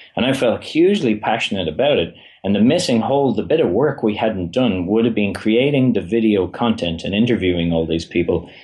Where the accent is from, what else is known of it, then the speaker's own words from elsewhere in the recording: Ireland; I am from Ireland